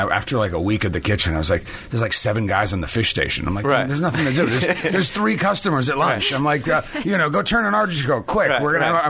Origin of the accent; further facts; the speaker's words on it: Milan, Lombardy, Italy; born there; also born or lived in France / Genoa, Italy / Rome, Italy; I was I was much farther east. I was born in Milan. I was born in Italy.